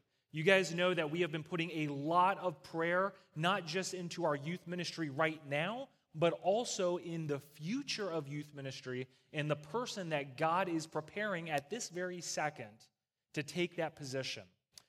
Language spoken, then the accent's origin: English; East Coast, United States; So as you guys know, I'm from the East Coast, and they do church a very specific way on the East Coast, out in the hills, all right?